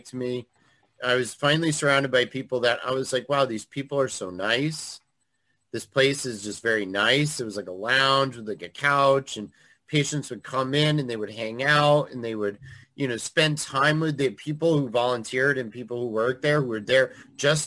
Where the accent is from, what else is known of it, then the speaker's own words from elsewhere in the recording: Eastern Connecticut, United States; I grew up in Eastern Connecticut